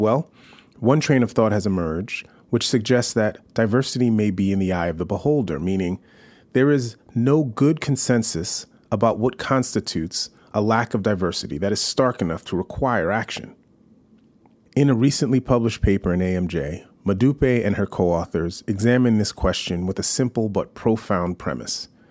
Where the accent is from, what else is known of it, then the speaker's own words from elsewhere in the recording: New York City, New York, United States; I'm a New Yorker